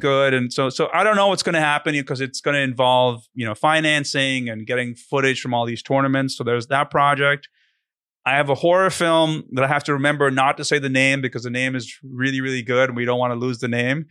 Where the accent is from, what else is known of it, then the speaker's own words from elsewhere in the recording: India; moved away; I'm from India originally